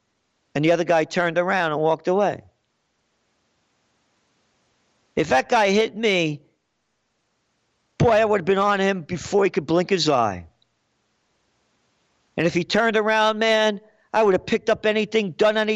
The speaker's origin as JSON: {"language": "English", "town": "New York City", "region": "New York", "country": "United States", "tie": "born or raised there", "also_born_or_lived": "Yonkers, New York", "said": "I grew up in the Bronx, and then we moved to Yonkers"}